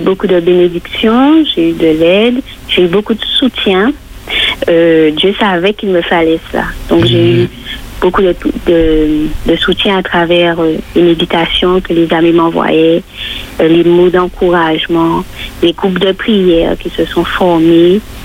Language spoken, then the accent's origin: French; Martinique; chez nous en Martinique